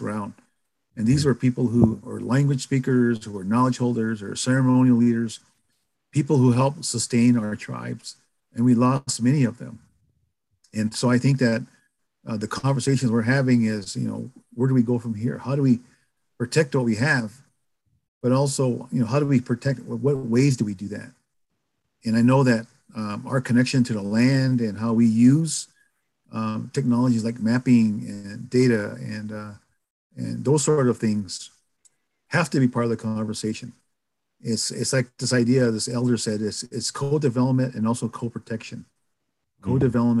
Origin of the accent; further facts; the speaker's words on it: White River, South Dakota, United States; also born or lived in Pine Ridge Indian Reservation, South Dakota; I moved to Rosebud, which is about 100 miles east of Pine Ridge in South Dakota. So I went through K through 12 in a town called White River, South Dakota